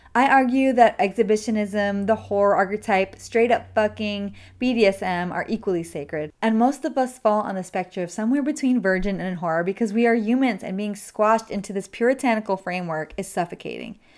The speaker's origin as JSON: {"language": "English", "town": "New York City", "region": "New York", "country": "United States", "tie": "born or raised there", "said": "my hometown of the Bronx"}